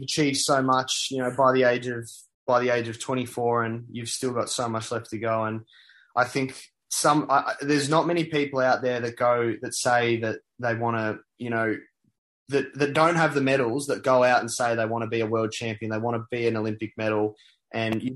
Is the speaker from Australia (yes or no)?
yes; Australia; being Australian